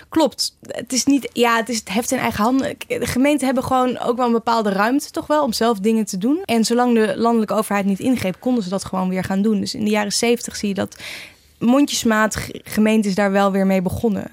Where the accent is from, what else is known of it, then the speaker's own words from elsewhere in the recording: Nijmegen, Gelderland, Netherlands; Ik kom zelf uit Nijmegen